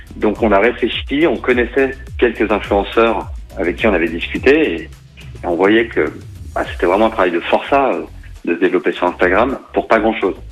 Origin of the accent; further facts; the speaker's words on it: Saint-Étienne, Auvergne-Rhône-Alpes, France; En tant que Stéphanois